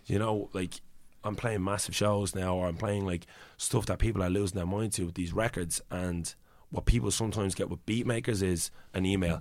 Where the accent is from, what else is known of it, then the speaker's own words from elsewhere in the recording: Ireland; accent: Irish; in my own accent